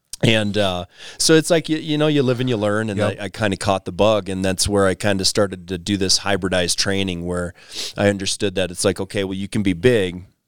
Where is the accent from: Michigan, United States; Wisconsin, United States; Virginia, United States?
Wisconsin, United States; moved away as an adult; now in Colorado, United States; You know, coming from the Midwest, wife and I moved out here to Colorado from Wisconsin in 2013 and brought two kids with us